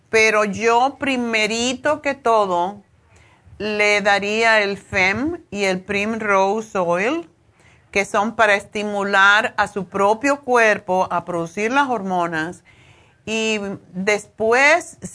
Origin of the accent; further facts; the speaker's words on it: Cuba; now in Spain; cuando yo me vine de, me fui de Cuba a España, a Madrid, me pasó igual, como dos meses